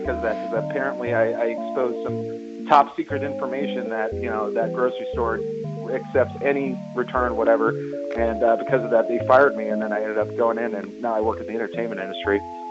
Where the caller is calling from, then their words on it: Las Vegas, Nevada, United States; From Las Vegas, Nevada.